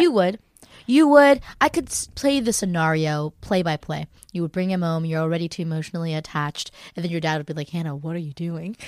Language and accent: English; United States; I just always felt like being Korean American.